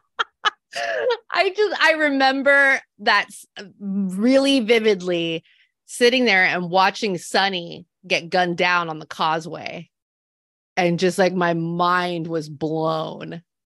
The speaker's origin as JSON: {"language": "English", "town": "Salinas", "region": "California", "country": "United States", "tie": "born or raised there", "said": "I grew up in Salinas, California. It's a smaller city. It's on the Central Coast."}